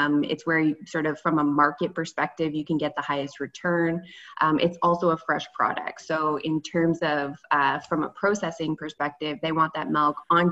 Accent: Stormont County, Eastern Ontario, Canada; moved away as an adult; also born or lived in Kingston / Guelph; now in Toronto, Canada; I grew up in Eastern Ontario in the lovely Stormont County and came to Toronto to start working for DFO

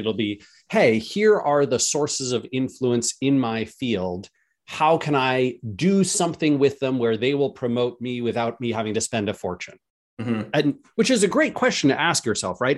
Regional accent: United States; as an American

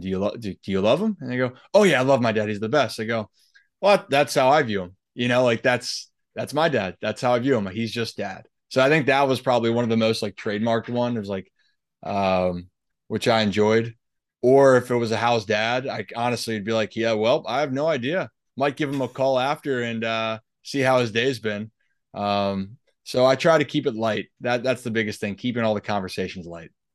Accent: Baltimore, Maryland, United States; growing up in Baltimore

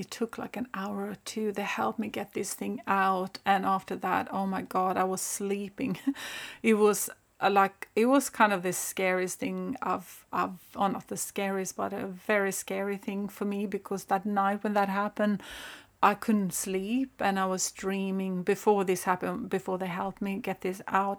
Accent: northern Sweden, Sweden; I am originally from Sweden. I grew up there in the pine forests, kind of the north of Sweden.

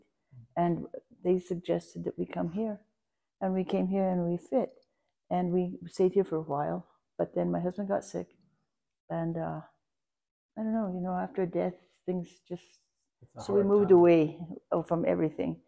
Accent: Taos, New Mexico, United States; moved away as an adult; now in Española, United States; I was raised in Taos, and I came here about 2003

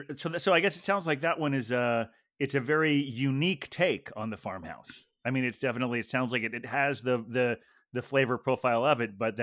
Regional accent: Ohio, United States; growing up in Ohio

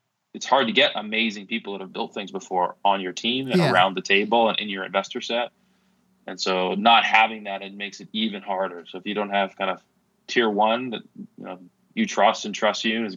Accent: Seattle, Washington, United States; I grew up in Seattle

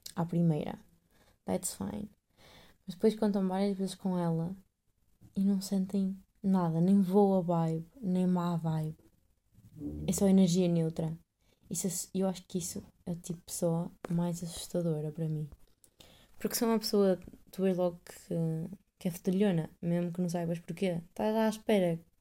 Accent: Portugal; now in Netherlands; sou portuguesa

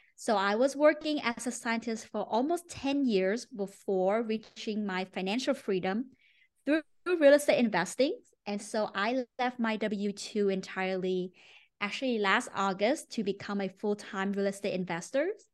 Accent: Ho Chi Minh City, Vietnam; moved away as an adult; also born or lived in Maine, United States; now in United States; I grew up in Ho Chi Minh City, Vietnam

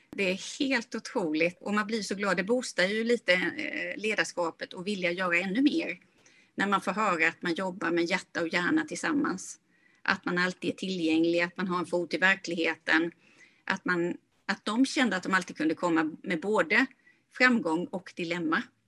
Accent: Sweden; moved away as an adult; also born or lived in California; jag kommer från Småland då och sen så bodde jag och jobbade i Kalifornien

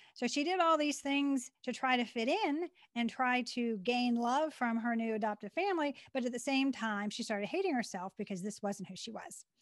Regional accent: Western Pennsylvania, United States; born or raised there; also born or lived in Maryland

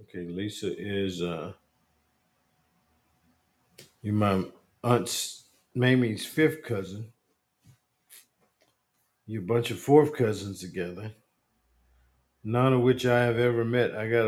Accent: Bronx, New York, United States; moved away as an adult; also born or lived in Asheville, North Carolina; I was born in Asheville, North Carolina, but raised in Boogie Down Bronx, New York. I spent many of my summers in Asheville with my grandparents

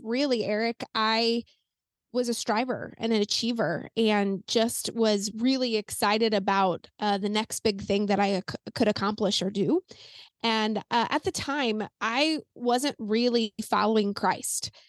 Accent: Saint Peters, Missouri, United States; I'm in Missouri, and I grew up in Saint Peter's, just a suburb of Saint Louis

